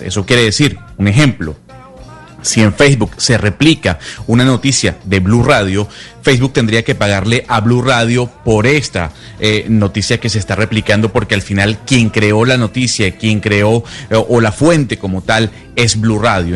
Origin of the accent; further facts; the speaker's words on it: Venezuela; moved away; yo soy venezolano. Eh, desde hace mucho tiempo fuera de Venezuela